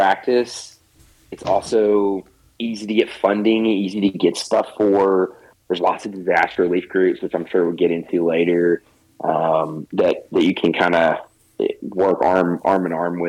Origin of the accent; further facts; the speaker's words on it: Arkansas, United States; I'm born and raised in Arkansas